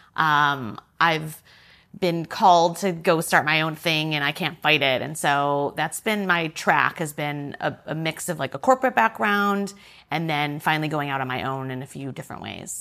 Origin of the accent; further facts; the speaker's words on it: suburbs of Detroit, Michigan, United States; moved away as an adult; also born or lived in Chicago; now in New York, United States; I'm from, um, the suburbs of Detroit in Michigan